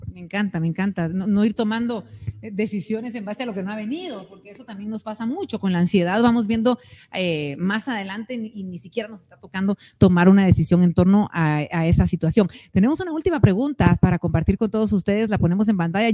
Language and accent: Spanish; Guatemala; como guatemaltecos